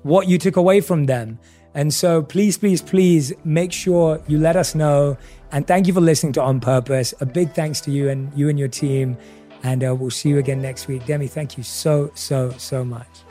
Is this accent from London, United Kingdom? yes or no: yes; London, United Kingdom; I obviously was born and raised in London